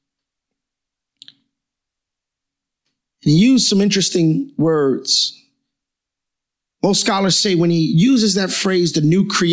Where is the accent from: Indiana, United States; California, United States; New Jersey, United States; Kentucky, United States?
New Jersey, United States; Newark; I was born and raised in Newark, New Jersey.